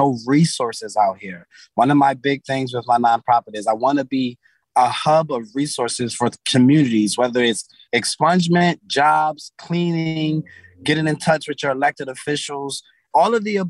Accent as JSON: {"language": "English", "town": "Philadelphia", "region": "Pennsylvania", "country": "United States", "said": "I'm from North Philly, close to the Temple's campus"}